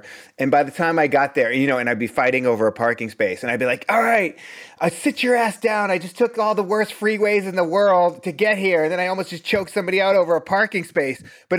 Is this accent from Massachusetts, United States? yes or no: yes; Boston, Massachusetts, United States; You know, I'm from the East Coast. There's no Mercury in retrograde in Boston.